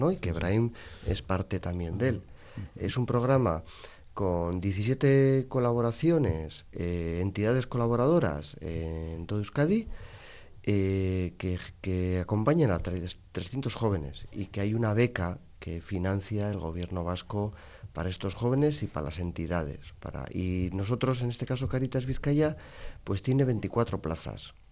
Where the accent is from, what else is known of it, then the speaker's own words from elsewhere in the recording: Morocco; Spanish is a second language; now in Spain; cuando yo llamo para preguntar, ya por mi acento, y cuando me preguntan de dónde eres, de Marruecos